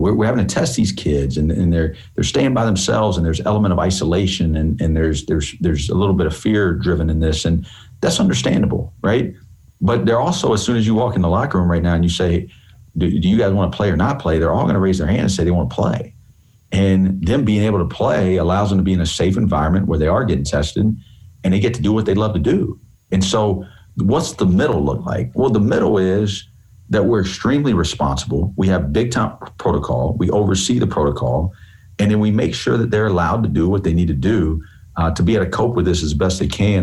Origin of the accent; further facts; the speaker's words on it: Columbia, South Carolina, United States; I grew up in Columbia